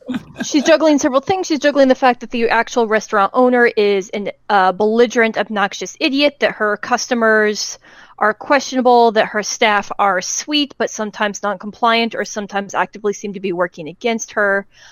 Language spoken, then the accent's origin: English; United States; as an American